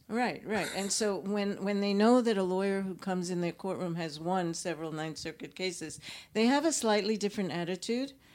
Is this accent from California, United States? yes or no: yes; Los Angeles, California, United States; I come from Los Angeles